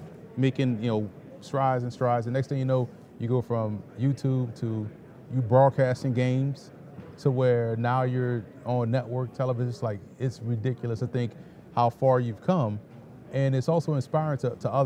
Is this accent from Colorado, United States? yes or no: no; New Orleans, Louisiana, United States; I'm from New Orleans